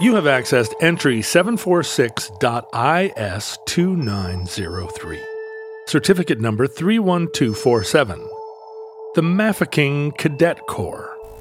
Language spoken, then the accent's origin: English; Alaska, United States; growing up in Alaska